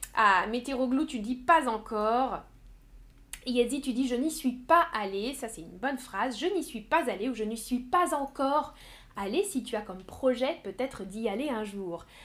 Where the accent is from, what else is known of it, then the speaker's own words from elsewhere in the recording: Paris suburbs, Île-de-France, France; now in Nantes, France; je suis née à Paris hmm, Oui, je suis née dans la banlieue de Paris. Pas à Paris, mais autour de Paris.